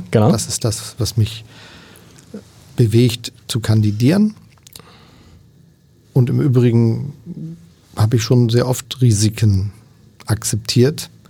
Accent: Hamburg, Germany; komme aus Hamburg und ich rede nicht so

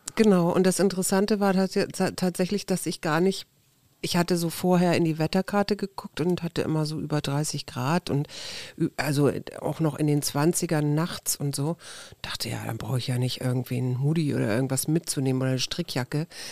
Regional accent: Hamburg, Germany; ich bin ja in Hamburg groß geworden

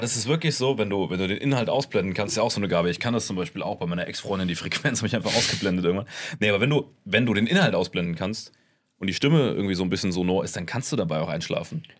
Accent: Saarland, Germany; bei uns im Saarland

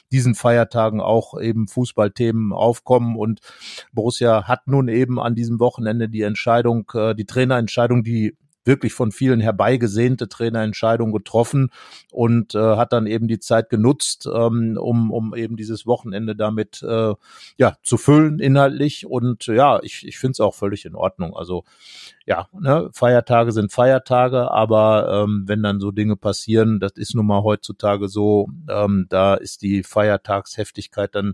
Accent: Büren, North Rhine-Westphalia, Germany; born there; Im schönen Ort Büren geboren. Das ist, wenn man die A44 hinunterfährt Richtung Kassel, biegt man irgendwann ab

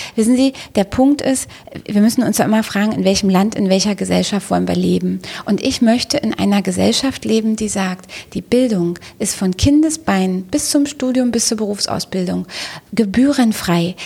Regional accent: East Germany, Germany; now in Berlin, Germany; als Ostdeutsche oder als jemand, der eine ostdeutsche Anfangsbiografie hat

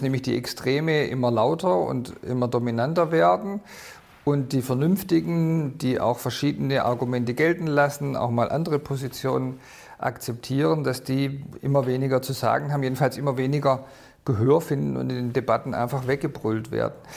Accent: Swabia, Baden-Württemberg, Germany; ich bin Schwabe und will in Schwaben bleiben.

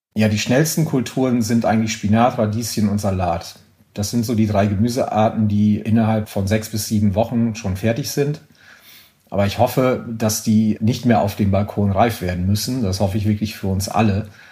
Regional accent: Germany; now in France; wir haben in Deutschland

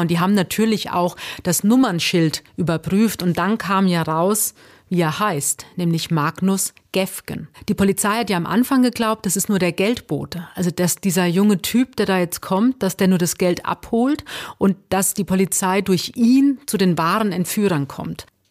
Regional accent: Hesse, Germany; ich bin Hessin

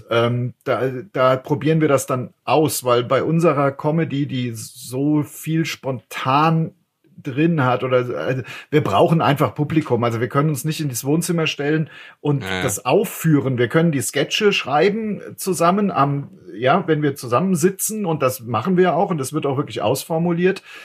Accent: Frankfurt, Hesse, Germany; als Frankfurter

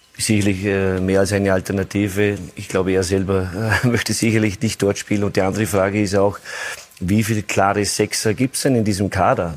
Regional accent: Austria; möchte als Österreicher

